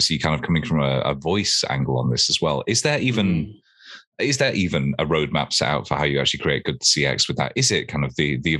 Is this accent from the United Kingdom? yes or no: yes; Warrington, North West England, United Kingdom; I'm from Warrington